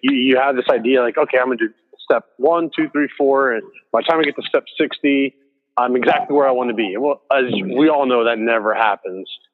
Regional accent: Houston, Texas, United States; moved away as an adult; also born or lived in Los Angeles; I grew up in Houston, Texas

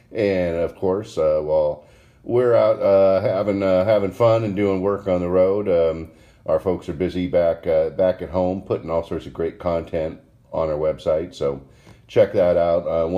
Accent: Washington, United States; I remember growing up in Washington State

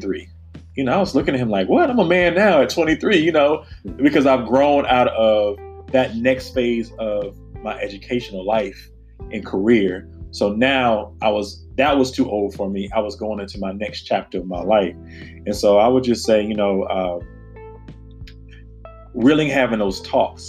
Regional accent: the South, United States; now in Washington, D.C., United States; growing up in the South

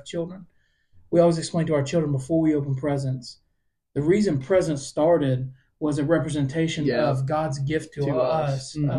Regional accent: Alabama, United States; we're from Alabama

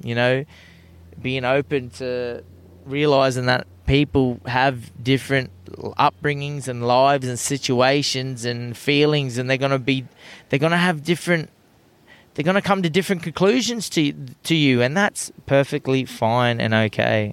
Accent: Australia; turned into the most Aussiest person ever when I go overseas.

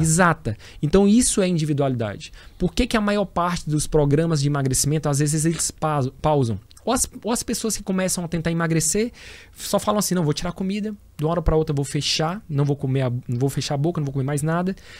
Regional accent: Teresina, Piauí, Brazil; sou teresinense, sou piauiense, tenho o maior orgulho, né, de falar de onde eu vim e da minha origem

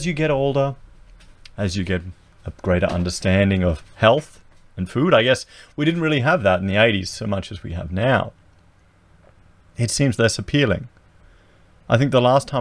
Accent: Coldstream, Victoria, Australia; I remember being a child in the 80s, growing up in Victoria. We were out at Coldstream, near Dandenong and Lilydale

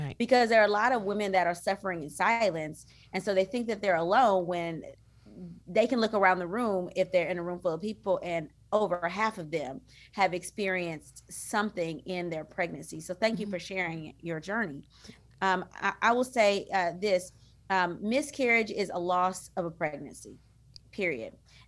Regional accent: DeRidder, Louisiana, United States; now in Houston, United States; from a really small town called DeRidder, Louisiana. There's only about 10,000 people there. That is my hometown. It's by Lake Charles, Louisiana.

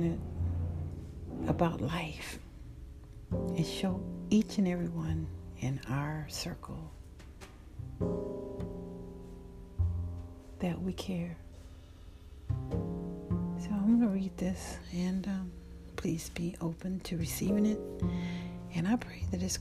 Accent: the South, United States; I'm from the South

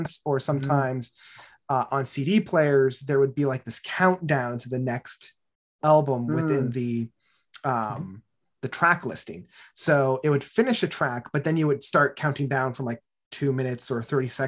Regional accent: Barrie, Ontario, Canada; growing up in Barrie

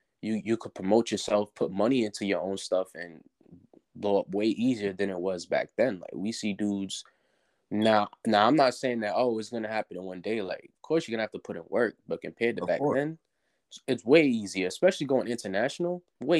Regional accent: New York City, New York, United States; I'm from New York City, so right. I grew up listening to cats like … people like

